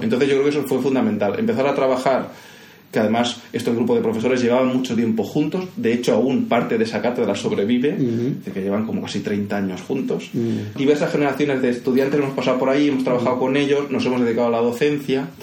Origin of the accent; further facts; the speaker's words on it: Castelldefels, Catalonia, Spain; accent: Andalusian; first language Spanish; now in Vilanova i la Geltrú, Spain; Castelldefels que el Castel de los años 70 y 80, ¿no? que es el que yo recuerdo de mi infancia